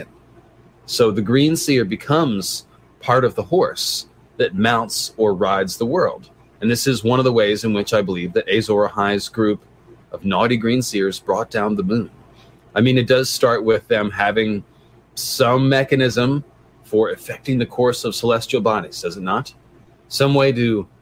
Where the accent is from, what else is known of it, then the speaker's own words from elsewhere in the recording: San Francisco, California, United States; I'm from San Francisco